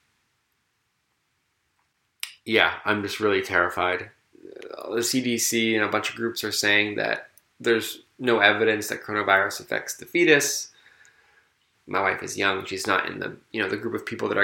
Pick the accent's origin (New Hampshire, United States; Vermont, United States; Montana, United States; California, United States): Vermont, United States; South Burlington; my hometown of South Burlington, Vermont